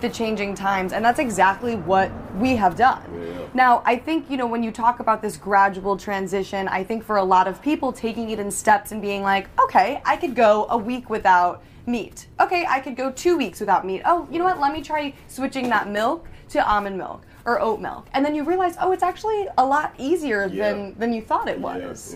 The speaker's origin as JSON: {"language": "English", "region": "New York", "country": "United States", "said": "I am a New Yorker myself"}